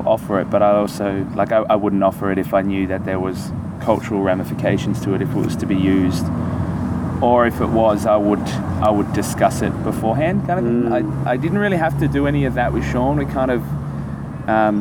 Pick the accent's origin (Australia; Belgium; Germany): Australia; Queensland; I'm a Queenslander